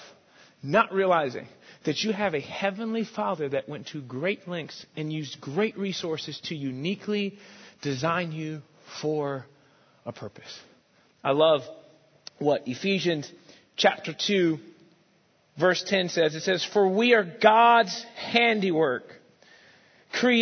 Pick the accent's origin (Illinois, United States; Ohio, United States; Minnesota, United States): Illinois, United States; Rockford; also born or lived in East St. Louis, Illinois; now in Dallas, United States; I was born in St. Louis. To be exact, East St. Louis